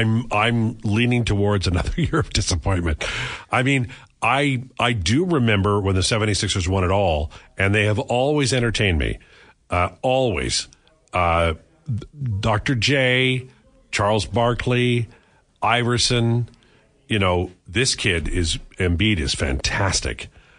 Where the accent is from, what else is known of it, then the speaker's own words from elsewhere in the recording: United Kingdom; As a Brit, we do have some very good food.